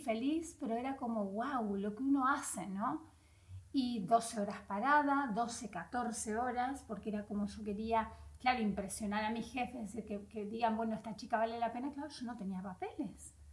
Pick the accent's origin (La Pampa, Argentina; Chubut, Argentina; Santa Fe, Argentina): Santa Fe, Argentina; Vera; moved away as an adult; now in Spain; yo soy de Vera, Santa Fe, el norte de Santa Fe